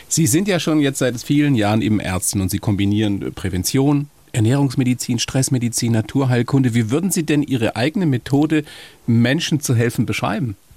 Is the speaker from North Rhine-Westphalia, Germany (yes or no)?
no; Bavaria, Germany; bei uns in Bayern.